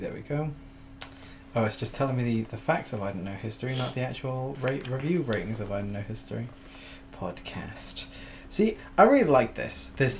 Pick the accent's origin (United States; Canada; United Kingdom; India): United Kingdom; Wales; I'm Welsh